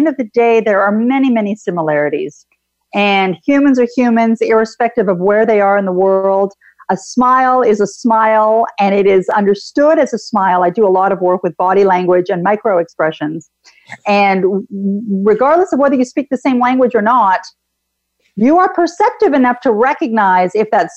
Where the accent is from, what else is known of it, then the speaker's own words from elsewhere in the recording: Canada; I'm actually Canadian, and I too have traveled outside of Canada to many places. My family is originally Greek